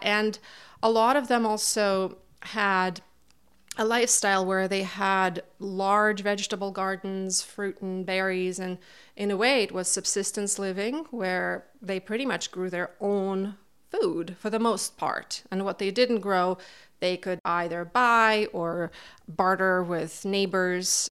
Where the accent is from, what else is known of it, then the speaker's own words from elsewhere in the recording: Kazakhstan; also born or lived in Almaty, Kazakhstan; now in Montague, United States; Originally, I am from Kazakhstan. That's where I was born and raised